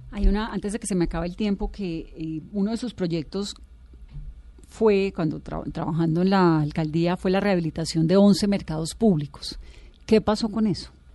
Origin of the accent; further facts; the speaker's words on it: Cali, Valle del Cauca, Colombia; yo soy caleña